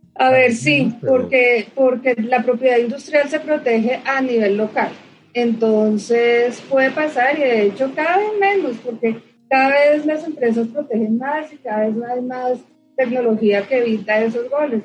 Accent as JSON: {"language": "Spanish", "country": "Colombia"}